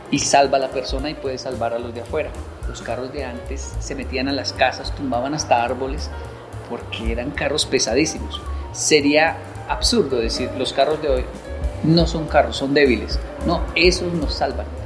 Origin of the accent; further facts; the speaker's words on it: Colombia; Disfruto mucho Colombia porque yo soy colombiano.